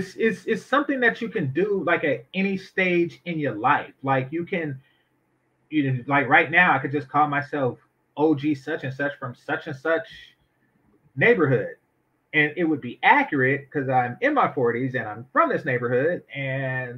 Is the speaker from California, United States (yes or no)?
yes; Oakland, California, United States; I grew up in Oakland, and we don't have things like Crips and Bloods and stuff like